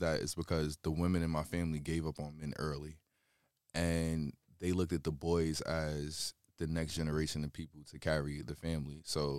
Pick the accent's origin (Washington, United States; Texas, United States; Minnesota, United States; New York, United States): New York, United States; New York City; I'm from Harlem.